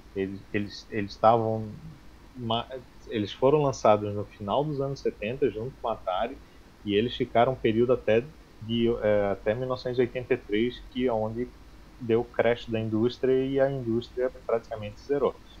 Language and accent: Portuguese; Florianópolis, Santa Catarina, Brazil; sou de Floripa, Santa Catarina, tenho 37 anos